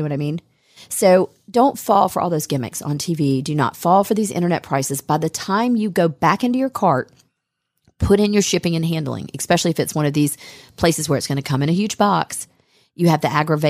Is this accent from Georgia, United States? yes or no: yes; Smyrna, Georgia, United States; we grew up in Smyrna, and we're just some good old Georgia girls.